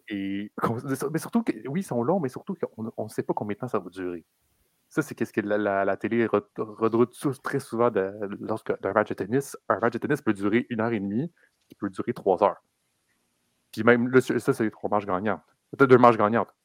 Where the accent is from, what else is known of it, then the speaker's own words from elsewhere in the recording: Quebec, Canada; on est québécois